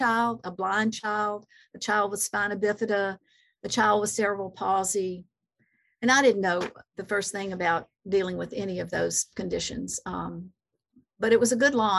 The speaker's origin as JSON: {"language": "English", "region": "the South", "country": "United States", "tie": "born or raised there", "said": "growing up in the South"}